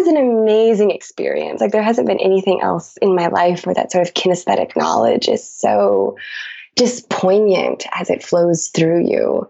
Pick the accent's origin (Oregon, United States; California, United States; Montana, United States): Montana, United States; Billings; my hometown in Billings, Montana, where I grew up